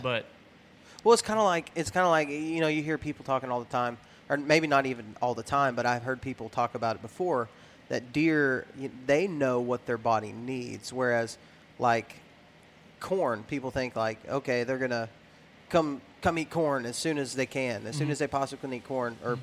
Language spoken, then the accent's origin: English; West Texas, United States; I was raised in West Texas